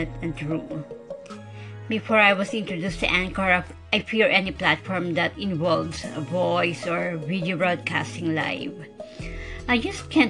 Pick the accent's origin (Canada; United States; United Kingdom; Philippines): Philippines; English is a second language; I am a Filipino who can speak English fluently, although I have a tone or accent.